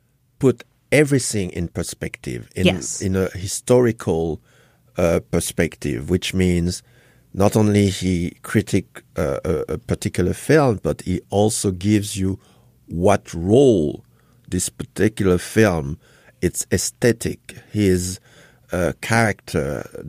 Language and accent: English; Haiti; born there; moved away; also born or lived in Congo / France / Germany; I was born in Haiti. I went to Congo. I learned another culture. I went to France. I learned French history. I went studying to Germany.